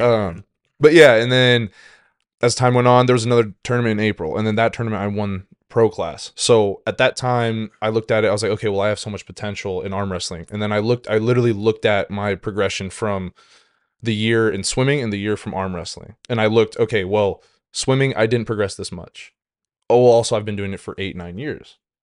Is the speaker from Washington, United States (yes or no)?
yes; Washington, United States; moved away as an adult; also born or lived in Saint Cloud, Minnesota; now in St. Cloud, United States; I'm originally from Washington State